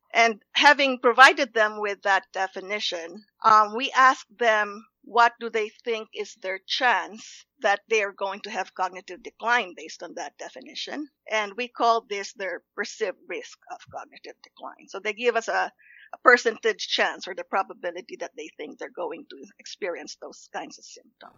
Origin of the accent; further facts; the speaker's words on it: Los Baños, Calabarzon, Philippines; moved away; I grew up in the Philippines. It's a college town called Los Baños